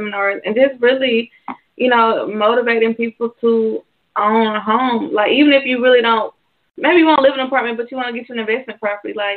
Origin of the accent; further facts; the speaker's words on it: Macon, Georgia, United States; I'm born and raised in Macon